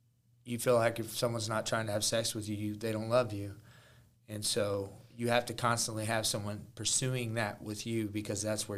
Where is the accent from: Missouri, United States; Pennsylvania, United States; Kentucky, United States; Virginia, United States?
Missouri, United States; Jefferson City; we grew up together in Jeff City.